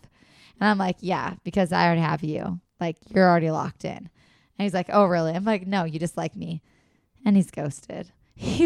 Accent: Upper Midwest, United States; accent: Minnesota or Wisconsin; I have an accent? And so obviously that's Minnesota or Wisconsin.

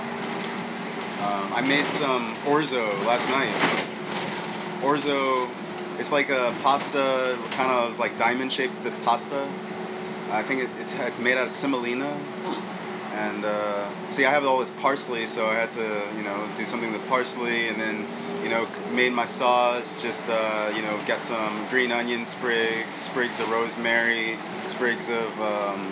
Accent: Washington, District of Columbia, United States; moved away as an adult; also born or lived in Seattle / Portland / Melbourne, Australia; now in Austin, United States; From DC. That's where I'm from.

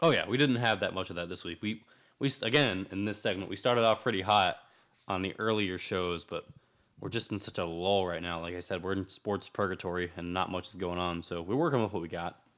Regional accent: Winter Haven, Florida, United States; I grew up also in Winter Haven, the chain of Lake City

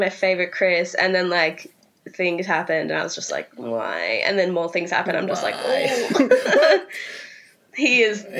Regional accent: Australia; accent: Australian; given my Australian accent

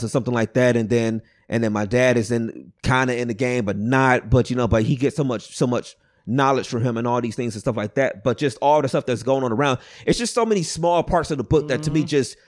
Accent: East Cleveland, Ohio, United States; I grew up on Savannah, but I can go up past Mayfair.

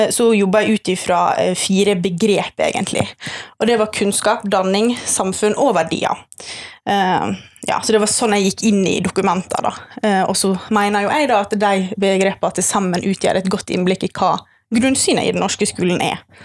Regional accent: Sunnmøre, Møre og Romsdal, Norway; now in Bergen, Norway; jeg er sunnmøring, eh, men jeg har bodd i Bergen siden 2014 ca.

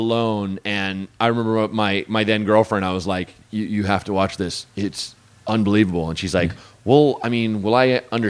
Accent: Portland, Oregon, United States; moved away; Portland, Oregon.

